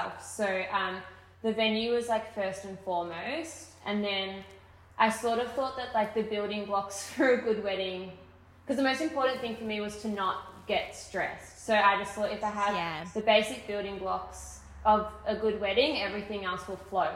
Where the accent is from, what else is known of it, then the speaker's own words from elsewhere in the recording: Melbourne, Victoria, Australia; also born or lived in Torquay, Victoria; I grew up in half in Melbourne and then moved to finish high school in Torquay